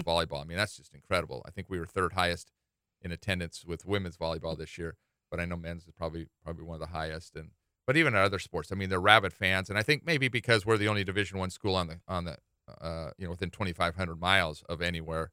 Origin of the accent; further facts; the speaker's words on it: Salt Lake City, Utah, United States; now in Hawaii, United States; I grew up in Salt Lake City